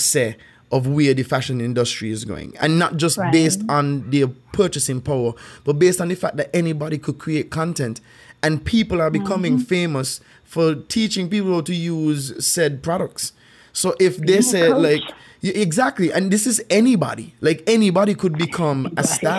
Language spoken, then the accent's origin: English; St. Kitts & Nevis; I grew up here, so like I grew up in Saint Kitts